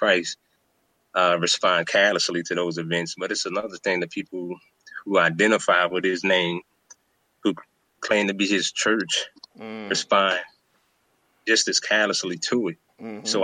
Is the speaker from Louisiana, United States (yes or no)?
yes; New Orleans, Louisiana, United States; from New Orleans